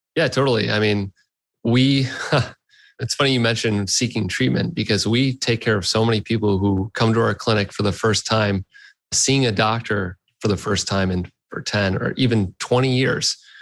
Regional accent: Detroit, Michigan, United States; I grew up in Detroit area. I was born in Detroit, and uh, I grew up here.

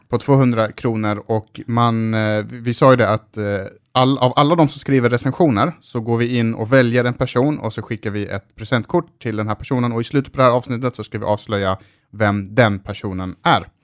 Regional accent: Malmö, Skåne, Sweden; jag växte upp i Rosengård

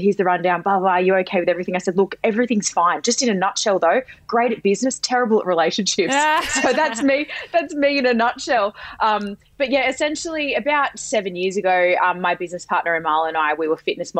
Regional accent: Sydney, New South Wales, Australia; I'm from any Sydney siders that know, I'm from the Shire, in a little more refined Menai.

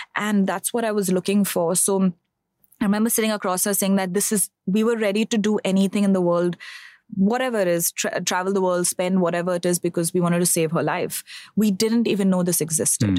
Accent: Bangalore, Karnataka, India; I am originally from Bangalore. I'm born, brought up over there.

